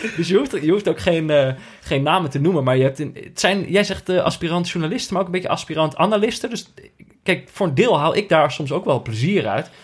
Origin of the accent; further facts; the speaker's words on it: Veldhoven, North Brabant, Netherlands; moved away; also born or lived in Amsterdam; Ik, ben natuurlijk opgegroeid in, eh, in, in, in Veldhoven. En dat is hmm. vlakbij Eindhoven.